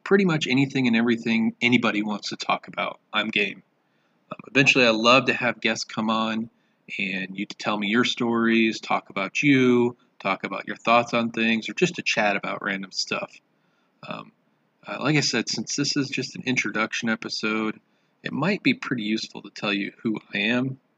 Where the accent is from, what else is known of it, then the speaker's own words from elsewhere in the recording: Michigan, United States; also born or lived in southern Indiana; now in Indiana, United States; I grew up in Michigan and southern Indiana and have lived in central Indiana for the last 20 years or so.